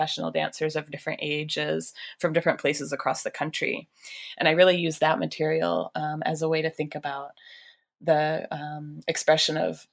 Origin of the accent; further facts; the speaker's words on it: Michigan, United States; I grew up in Michigan.